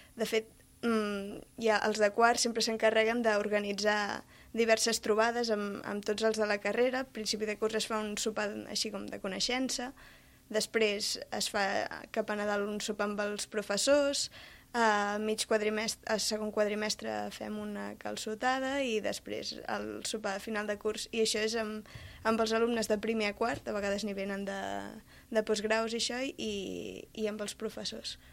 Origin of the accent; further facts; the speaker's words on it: Els Pallaresos, Catalonia, Spain; jo sóc de Pallaresos